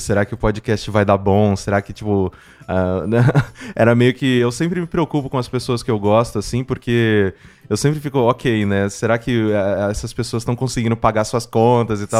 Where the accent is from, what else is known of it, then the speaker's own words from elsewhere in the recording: Mococa, São Paulo, Brazil; moved away as an adult; now in São Paulo, Brazil; Exato, eu sou de Mococa. Assim, eu não nasci em Mococa, eu nasci aqui em São Paulo.